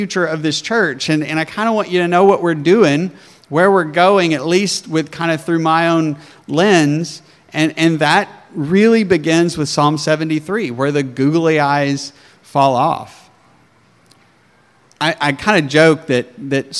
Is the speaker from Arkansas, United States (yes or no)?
yes; Arkansas, United States; accent: southern; moved away as an adult; also born or lived in Colorado; now in New Jersey, United States; I was from backwoods Arkansas, and nobody could even understand me, and everybody would ask me where I was from, because my southern accent was so thick.